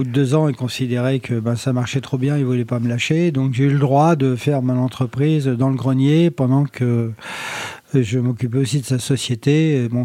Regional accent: Morocco; born there; also born or lived in Mantes-la-Jolie, France; par moi je suis né au Maroc et mon papa euh, était électricien

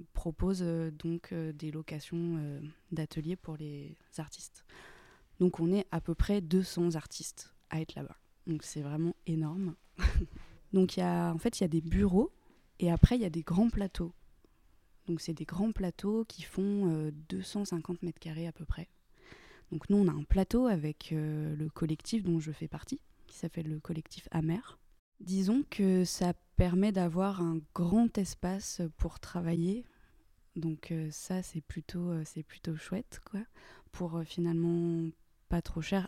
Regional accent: Saint-Étienne, Auvergne-Rhône-Alpes, France; moved away as an adult; also born or lived in Aix-en-Provence; now in Marseille, France; je viens de Saint-Étienne

